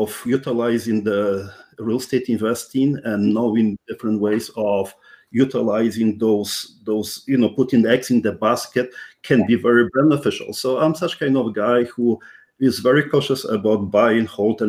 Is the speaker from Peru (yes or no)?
no; Poland; English is a second language; now in Canada; I'm Polish born Canadian, first generation immigrant. So that's something which you may even realize by my strong accent